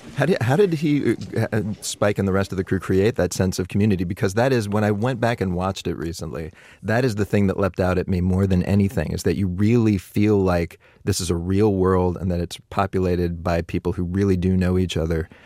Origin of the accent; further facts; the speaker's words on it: Pittsburgh, Pennsylvania, United States; my hometown of Pittsburgh